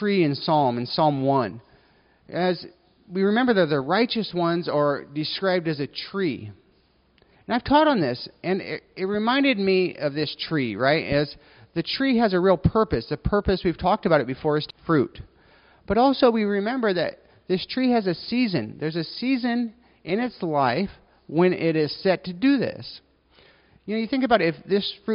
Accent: United States; I'm an American

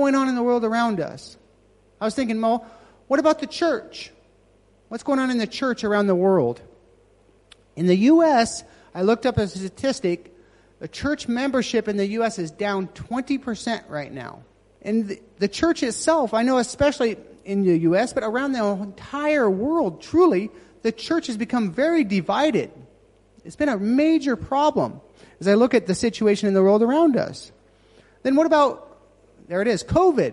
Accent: Nevada, United States; moved away; I started with my hometown. I'm actually from Nevada.

